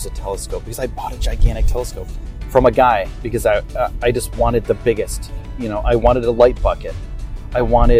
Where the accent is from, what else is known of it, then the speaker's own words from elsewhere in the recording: upstate New York, United States; moved away as an adult; also born or lived in Los Angeles; at 18 years old, I left my hometown and I traveled to Los Angeles. I did some skateboarding things there, and I'm from upstate New York